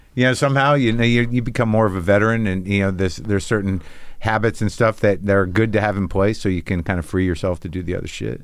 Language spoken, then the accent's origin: English; New Mexico, United States; I grew up in New Mexico